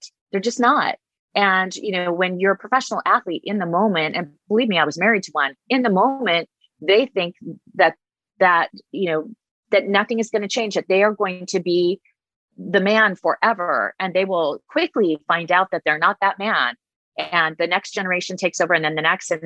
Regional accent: Huntington Beach and San Diego, California, United States; I grew up in Huntington Beach and San Diego

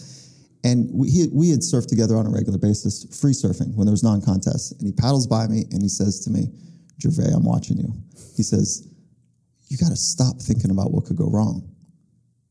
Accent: Los Angeles, California, United States; also born or lived in Virginia; I was born in Virginia, but then grew up in the South Bay of California, which is Los Angeles area

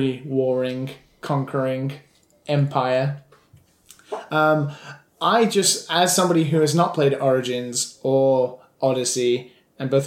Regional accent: England, United Kingdom; I'm English

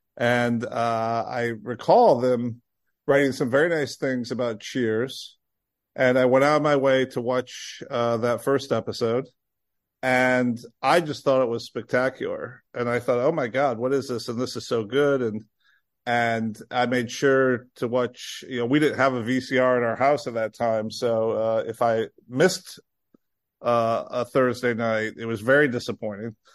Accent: Illinois, United States; growing up in Illinois

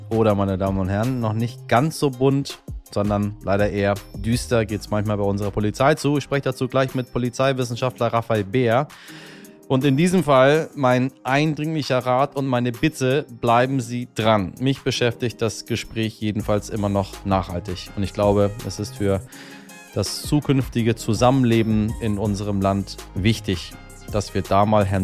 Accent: Hamburg, Germany; ich sage einfach mal jetzt im Ruhrgebiet und Rheinland, um diese mir als Hamburger fremde Region zusammenzufassen

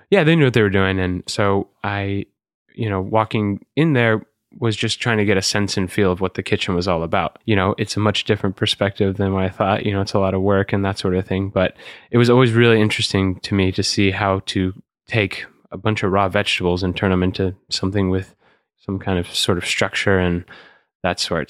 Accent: College Station, Texas, United States; now in New York, United States; I grew up in College Station, Texas

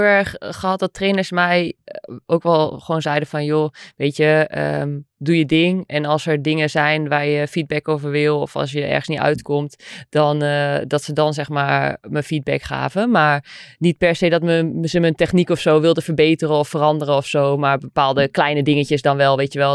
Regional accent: Netherlands; wij als Nederlanders

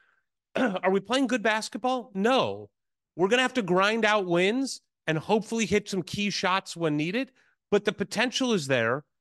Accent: St. Louis, Missouri, United States; my hometown school, Saint Louis University

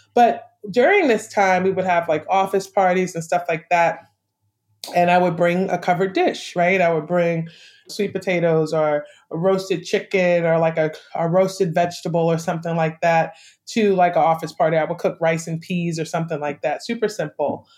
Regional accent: New York City, New York, United States; moved away as an adult; also born or lived in Brooklyn, New York; now in Savannah, United States; I grew up in St. Albans and Queens Village, growing up and going through like junior high school and high school

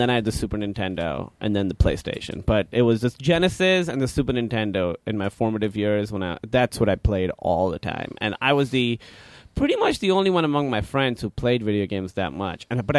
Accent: Karachi, Sindh, Pakistan; Pakistan, Karachi.

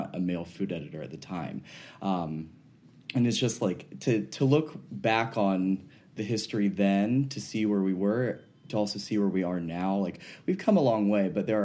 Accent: the South, South Carolina, United States; moved away; As a Southerner, like, definitely grew up with, you know, great South Carolina peaches

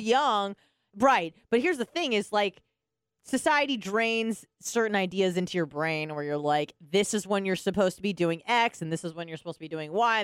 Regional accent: California, United States; moved away; I'm from California

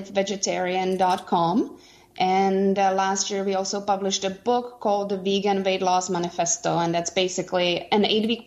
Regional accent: Vancouver, British Columbia, Canada; we are from Vancouver, Canada.

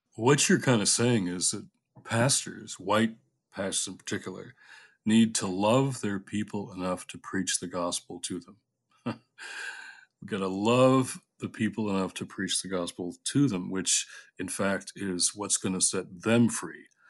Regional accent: Detroit, Michigan, United States; When I was a kid, you know, growing up in Detroit

